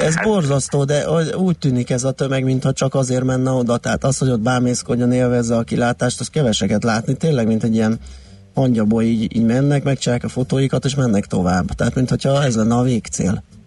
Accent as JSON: {"language": "Hungarian", "region": "Budapest", "country": "Hungary", "tie": "born or raised there", "said": "aki a belvárosban nőttem fel"}